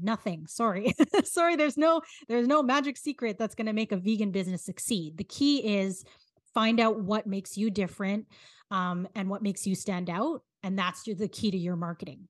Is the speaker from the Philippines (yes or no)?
yes; Philippines; as a Filipino